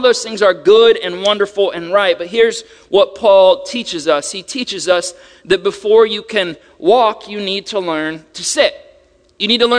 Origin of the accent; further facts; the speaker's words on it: Ohio, United States; moved away; I'm from Ohio